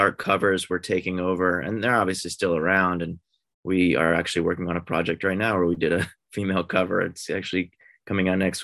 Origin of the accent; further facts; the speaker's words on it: outside of Philadelphia, Pennsylvania, United States; moved away as an adult; also born or lived in Boston, United States / New York, United States; now in Los Angeles, United States; I grew up outside of Philly